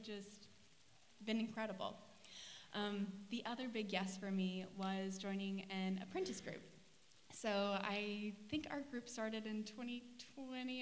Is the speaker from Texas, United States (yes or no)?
no; Gore, Oklahoma, United States; now in Tulsa, United States; I grew up in Gore, Oklahoma. I've been in Tulsa since 2016